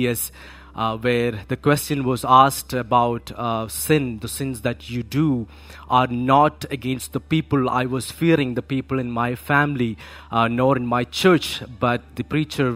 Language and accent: English; Kerala, India; I'm born and brought up in Kerala